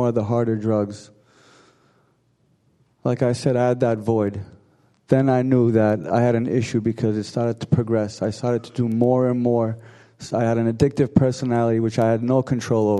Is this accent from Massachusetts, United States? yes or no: yes; Arlington, Massachusetts, United States; I'm from Arlington, Mass. I grew up in an Armenian household